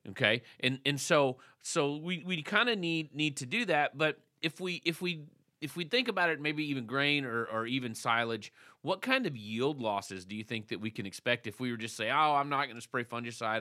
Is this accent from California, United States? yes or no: no; Texas, United States; I was from Texas